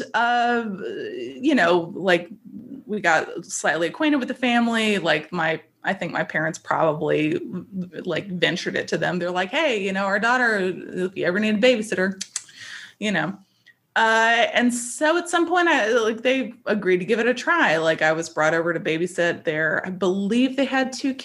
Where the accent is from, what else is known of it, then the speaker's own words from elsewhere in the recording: North Carolina, United States; I was born and raised in North Carolina